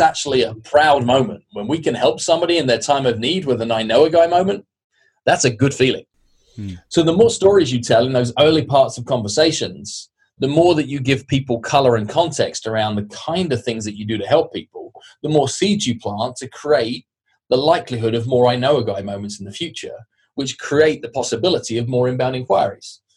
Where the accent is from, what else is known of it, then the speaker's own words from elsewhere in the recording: United Kingdom; I'm British